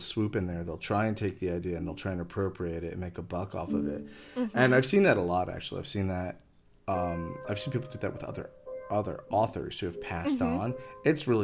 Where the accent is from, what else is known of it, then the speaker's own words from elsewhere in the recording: Long Island, New York, United States; I grew up in Long Island.